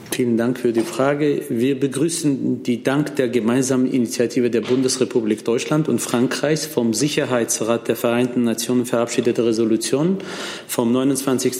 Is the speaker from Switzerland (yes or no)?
no; Armenia; als ein Armenier, der aus Armenien stammt